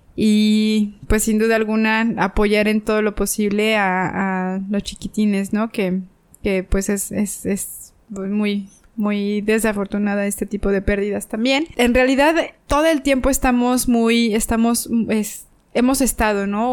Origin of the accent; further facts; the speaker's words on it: Mexico; aquí en mi país